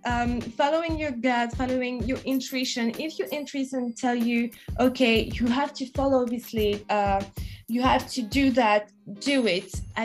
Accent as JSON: {"language": "English", "region": "England", "country": "United Kingdom", "said": "She's from Canada. I'm from England."}